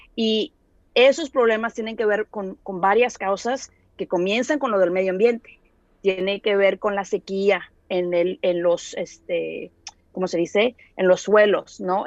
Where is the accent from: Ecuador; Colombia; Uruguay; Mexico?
Mexico; Monterrey, Nuevo León; yo soy de Monterrey